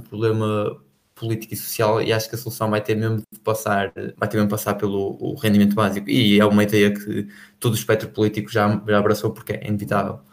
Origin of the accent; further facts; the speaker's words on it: Portugal; para nós que somos portugueses